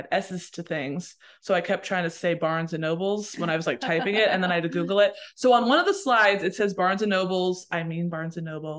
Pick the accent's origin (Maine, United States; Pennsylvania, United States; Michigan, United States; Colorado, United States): Pennsylvania, United States; Pittsburgh; I'm from Pittsburgh